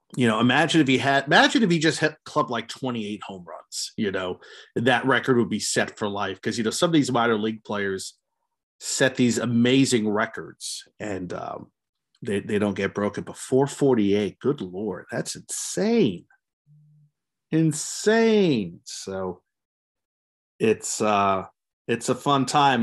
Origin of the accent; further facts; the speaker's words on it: New Jersey, United States; I grew up in New Jersey, was living in New Jersey in 2000